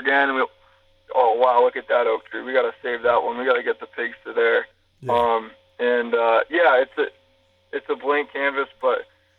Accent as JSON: {"language": "English", "region": "New England", "country": "United States", "tie": "born or raised there", "said": "I grew up in New England"}